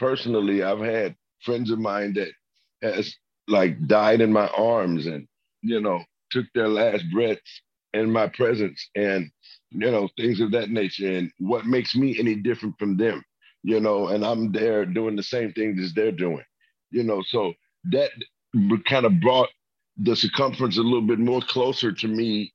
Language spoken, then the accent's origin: English; Memphis, Tennessee, United States; I'm from Memphis, Tennessee